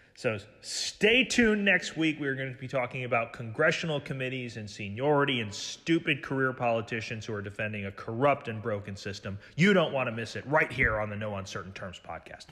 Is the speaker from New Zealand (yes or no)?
no; United States; as an American